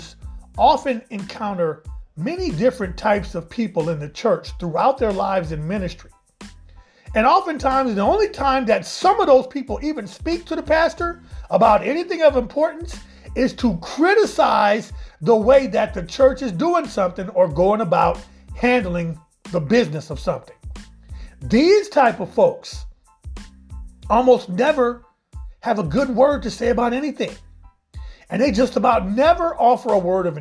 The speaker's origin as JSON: {"language": "English", "region": "Midwest", "country": "United States", "tie": "born or raised there", "said": "I grew up in the Midwest where, quite honestly, we didn't have a black radio station."}